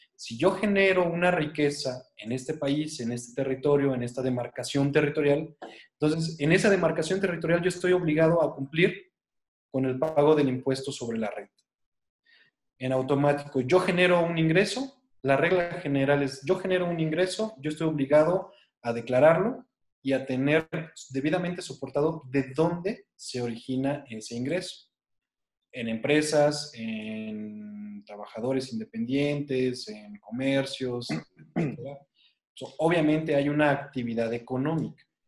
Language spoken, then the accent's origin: Spanish; Mexico